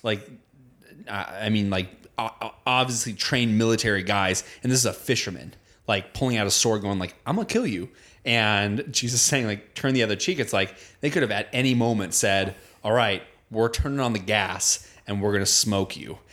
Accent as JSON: {"language": "English", "country": "United States", "tie": "born or raised there", "said": "growing up in America"}